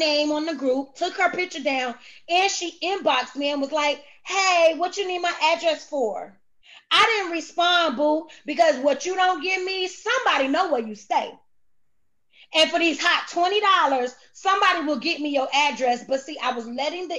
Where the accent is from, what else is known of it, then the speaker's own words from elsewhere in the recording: Cocoa, Florida, United States; I'm from Cocoa, Florida, okay? I'm from Brevard County, 321, Chocolate City, Countdown County.